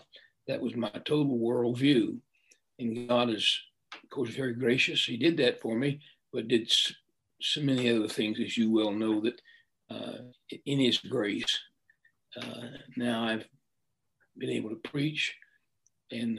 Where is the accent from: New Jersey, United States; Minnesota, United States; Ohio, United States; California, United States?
Ohio, United States; Akron; also born or lived in Newton, West Virginia / Milford; I was raised in Akron, Ohio.